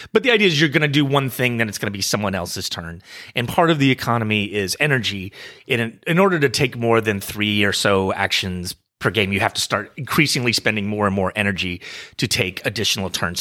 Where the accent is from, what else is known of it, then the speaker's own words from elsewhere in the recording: United States; I'm an American